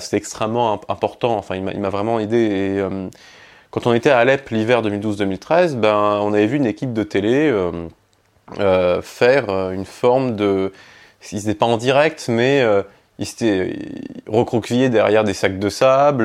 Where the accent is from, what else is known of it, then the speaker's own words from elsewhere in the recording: Nîmes, Occitania, France; moved away as an adult; also born or lived in Egypt; now in Paris, France; j'ai grandi en fait entre, entre l'Égypte et la France. J'ai été élevé par mon père en Égypte et mes grands-parents en France qui eux étaient dans le Gard à côté de Nîmes. D'ailleurs je suis né à Nîmes.